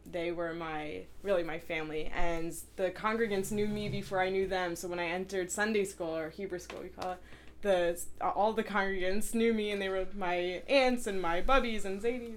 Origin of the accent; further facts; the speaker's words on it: New Jersey, United States; now in Cincinnati, United States; I'm from New Jersey.